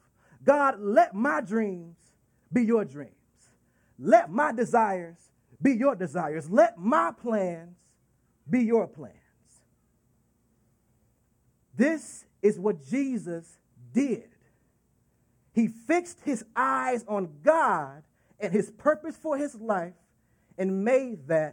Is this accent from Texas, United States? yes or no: yes; Dallas, Texas, United States; Dallas, Texas, my hometown